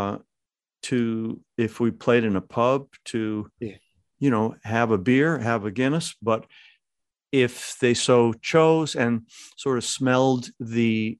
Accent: Lackawanna, New York, United States; I was born in Our Lady of Victory Foundling Home, not too far from, I suspect, where you live, in Lackawanna, New York

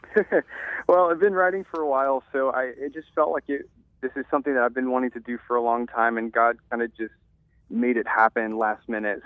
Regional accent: Louisiana, United States; born and raised in a small town

